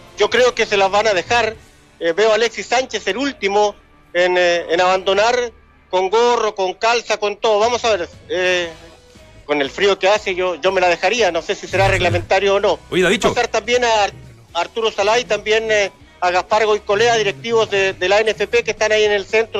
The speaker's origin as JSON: {"language": "Spanish", "region": "Valparaíso", "country": "Chile", "also_born_or_lived": "Sweden", "moved": "as an adult", "lives_now": "Stockholm, Sweden", "said": "yo soy de Valparaíso, de placeres, viví en Suecia 30 años"}